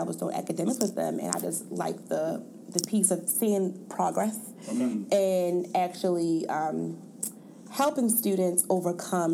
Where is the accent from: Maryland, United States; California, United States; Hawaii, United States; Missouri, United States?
Maryland, United States; Baltimore; I am from Baltimore, Maryland, and I am a teacher for a middle school in Baltimore City